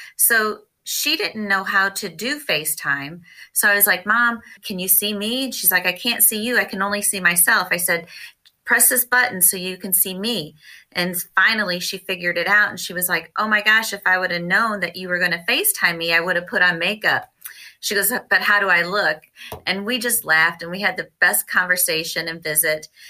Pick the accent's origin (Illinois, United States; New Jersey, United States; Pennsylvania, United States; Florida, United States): Illinois, United States; Grantfork; I am from Grant Fork, Illinois